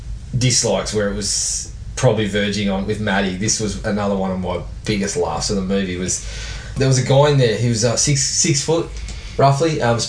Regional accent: Japan; No, this is bullshit. I grew up in Japan.

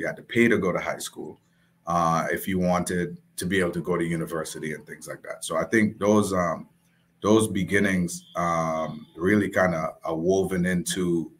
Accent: Saint David, Dominica; also born or lived in US Virgin Islands; now in United States; So I was born and raised in the Commonwealth of Dominica, Casa Bruce, all right, in the parish of St. David, and moved from Dominica to the Virgin Islands.

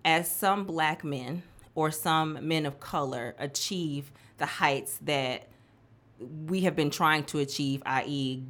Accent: Milwaukee, Wisconsin, United States; moved away as an adult; also born or lived in Nashville, Tennessee; now in Memphis, United States; I was born and raised in Milwaukee, Wisconsin

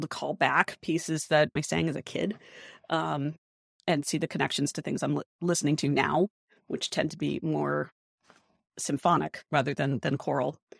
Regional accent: Rhode Island, United States; moved away; a really strong music tradition in my hometown over in Rhode Island

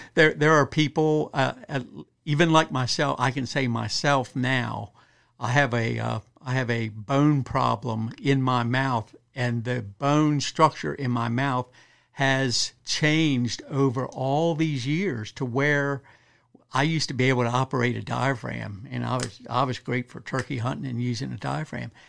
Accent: Western Maryland, United States; moved away as an adult; also born or lived in Kentucky; now in Eastern Shore, Maryland, United States; born and raised up in Western Maryland

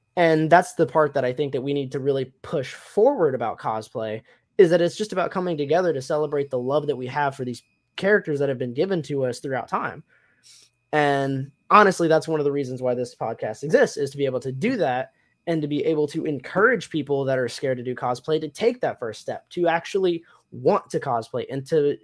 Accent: Tennessee, United States; moved away; also born or lived in Michigan; I grew up in Tennessee and lived in Michigan for a little bit

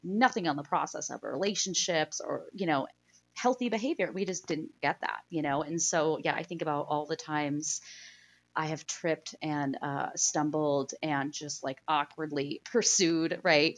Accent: Pennsylvania, United States; I grew up in Pennsylvania, I grew up in a small town

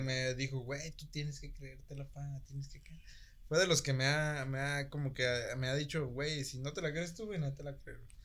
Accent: Michoacán, Mexico; soy de Michoacán

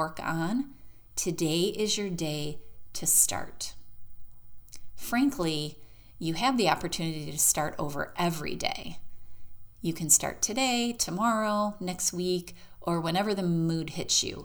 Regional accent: Michigan, United States; now in Florida, United States; I am from Michigan

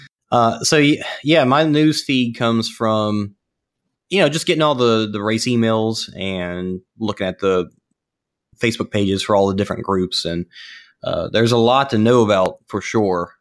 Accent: Ponchatoula, Louisiana, United States; now in Dallas, United States; I grew up in Punchatoula

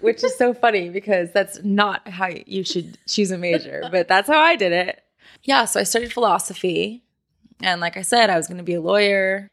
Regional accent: San Diego, California, United States; moved away as an adult; now in Los Angeles, United States; I grew up in San Diego, and I moved to L A about six years ago to go to school

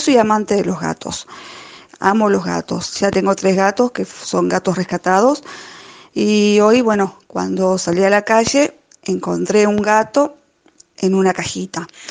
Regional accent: Uruguay; soy de Uruguay

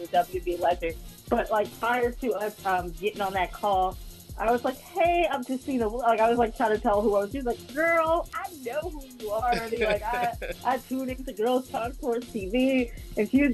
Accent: New York City, New York, United States; I'm from Harlem

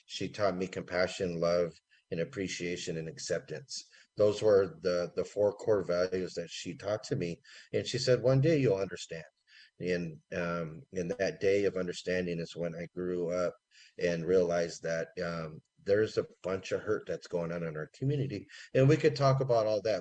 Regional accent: Santa Rosa, California, United States; also born or lived in Windsor, California / Redwood Valley Rancheria, California; growing up in Windsor and Santa Rosa made me appreciate the things that I couldn't

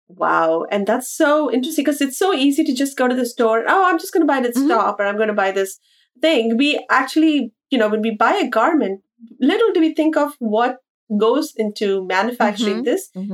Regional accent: India; moved away as an adult; now in New York City, United States; growing up in India

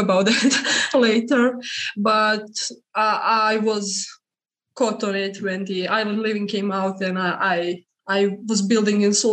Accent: Serbia; I'm from Serbia.

